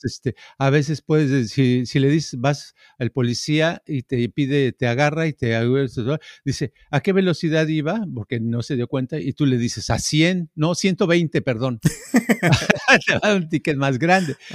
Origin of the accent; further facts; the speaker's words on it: Mexico; moved away; I'm Mexican